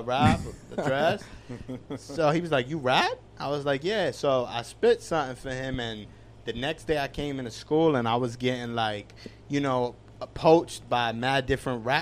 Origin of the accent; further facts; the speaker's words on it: New York City, New York, United States; growing up in East New York in Brooklyn